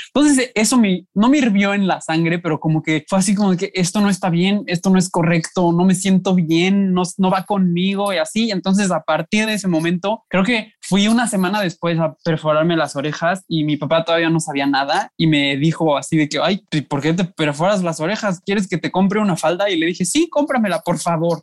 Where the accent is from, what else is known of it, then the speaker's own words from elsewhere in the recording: Puebla, Mexico; moved away as an adult; now in Monterrey, Mexico; tengo 24 años, nací en Puebla, este, pero tengo tres años viviendo aquí en Monterrey